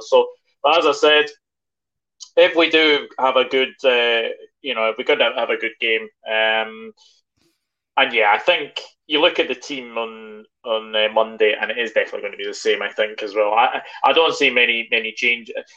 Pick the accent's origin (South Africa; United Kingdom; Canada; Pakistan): United Kingdom; Scotland; being Scottish